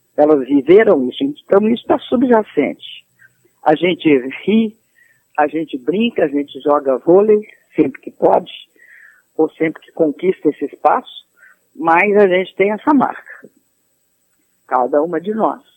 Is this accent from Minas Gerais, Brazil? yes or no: yes; Belo Horizonte, Minas Gerais, Brazil; moved away as an adult; also born or lived in Rio de Janeiro; eu sou de Minas Gerais, nasci em Belo Horizonte e vivi minha vida, a, a início da minha vida adulta lá e depois fui para o Rio